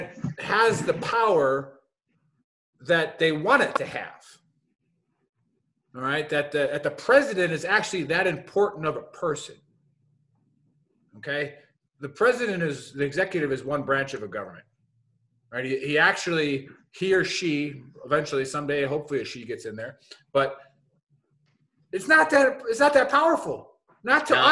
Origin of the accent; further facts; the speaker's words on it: Milwaukee, Wisconsin, United States; Born and raised in Milwaukee, Wisconsin.